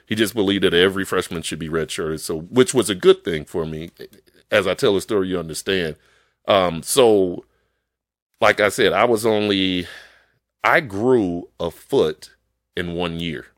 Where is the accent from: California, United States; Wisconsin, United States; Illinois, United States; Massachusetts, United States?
Illinois, United States; Chicago; moved away; I grew up in Chicago